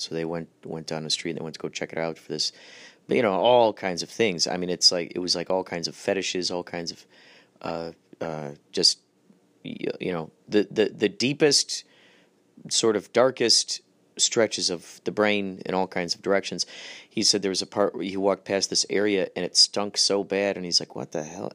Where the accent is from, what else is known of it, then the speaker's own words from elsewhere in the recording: Germany; I'm German.